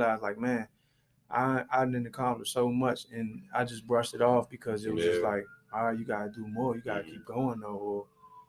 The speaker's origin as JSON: {"language": "English", "town": "Washington", "region": "District of Columbia", "country": "United States", "tie": "born or raised there", "said": "growing up where I grew up around Edgewood"}